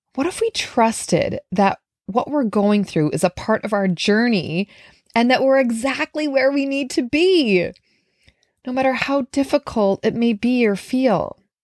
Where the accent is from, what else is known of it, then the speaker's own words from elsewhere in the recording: Minnesota, United States; now in New York City, United States; I live in New York City, but I'm from Minnesota.